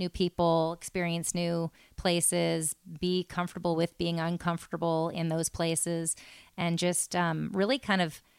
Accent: Japan; born there; I was born in Japan

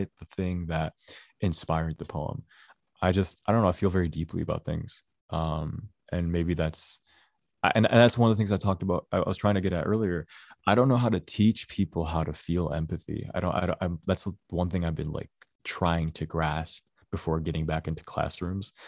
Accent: Dearborn, Michigan, United States; I grew up in Dearborn

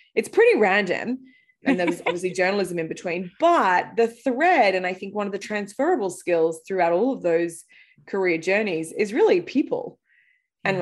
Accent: Australia; moved away as an adult; also born or lived in London; now in United States; I grew up in Australia

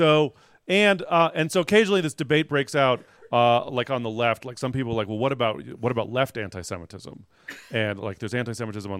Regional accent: San Francisco, California, United States; I'm from San Francisco.

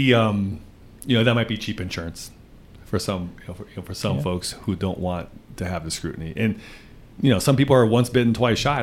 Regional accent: Wisconsin, United States; Wisconsin, which is my home state

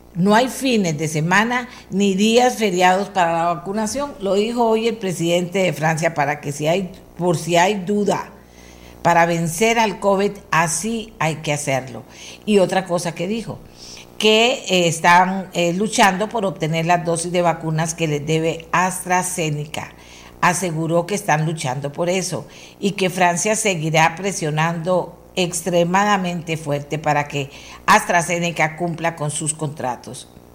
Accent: Costa Rica

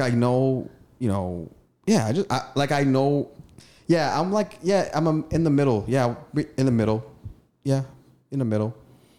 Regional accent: Eritrea; also born or lived in Sudan; I'm a African, East African. I was from Eritrea, Northeast Africa, just north of Ethiopia.

